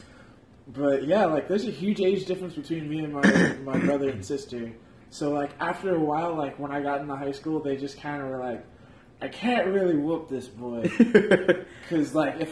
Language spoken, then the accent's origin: English; San Antonio, Texas, United States; I was raised in San Antonio, just up the way